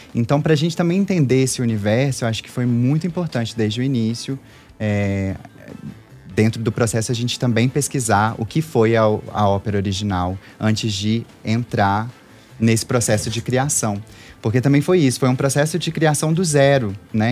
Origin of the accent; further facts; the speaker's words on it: Belo Horizonte, Minas Gerais, Brazil; Eu sou daqui de Belo Horizonte mesmo